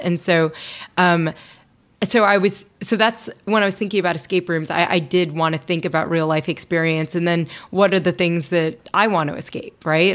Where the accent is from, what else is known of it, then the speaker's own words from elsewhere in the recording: Louisville, Kentucky, United States; moved away; I grew up in Louisville, Kentucky